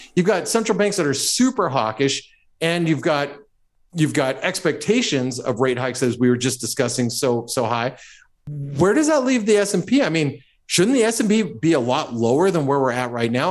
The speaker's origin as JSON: {"language": "English", "country": "United States", "said": "I'm speaking as an American"}